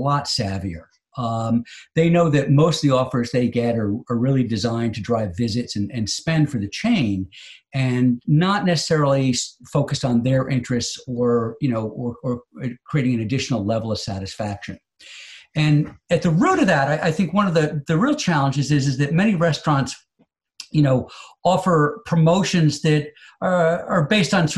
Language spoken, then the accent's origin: English; United States; as an American consumer